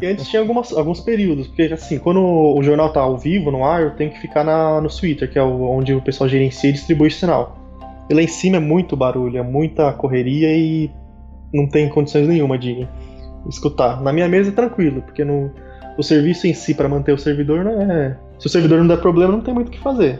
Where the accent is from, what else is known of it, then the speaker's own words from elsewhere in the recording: São Paulo, Brazil; Eu sou de São Paulo